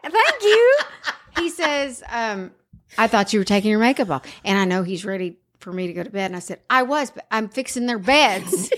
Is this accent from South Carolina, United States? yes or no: yes; South Carolina, United States; I'm from South Carolina.